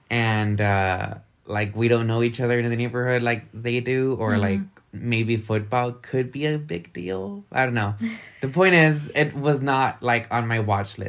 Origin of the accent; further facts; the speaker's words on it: Laredo, Texas, United States; I grew up in Laredo, which is like 96% Hispanic